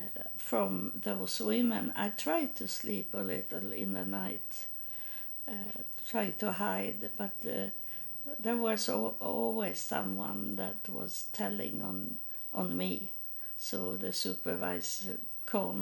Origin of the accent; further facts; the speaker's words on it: Sweden; moved away; I'm from Sweden. I'm not American.